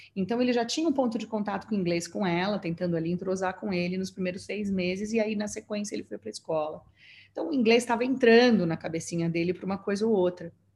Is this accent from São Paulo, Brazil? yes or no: yes; São Paulo, Brazil; moved away as an adult; now in Singapore; na minha cidade natal, em São Paulo